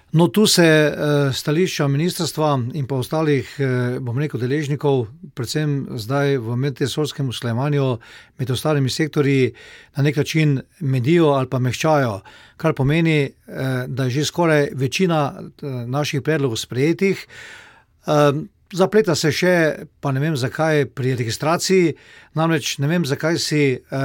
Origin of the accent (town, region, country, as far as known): Slovenia